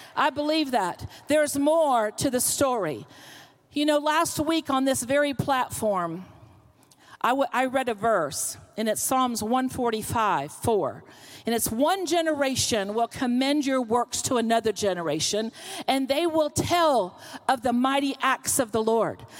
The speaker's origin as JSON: {"language": "English", "region": "Florida", "country": "United States", "tie": "born or raised there", "also_born_or_lived": "Pennsylvania", "moved": "as an adult", "lives_now": "Oklahoma, United States", "said": "I'm from the South. I was born in Pennsylvania, but I was raised in Florida"}